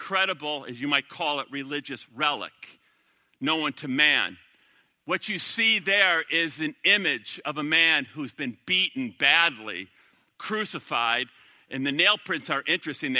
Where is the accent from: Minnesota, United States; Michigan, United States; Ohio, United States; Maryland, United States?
Minnesota, United States; I'm from the Promised Land, Minnesota.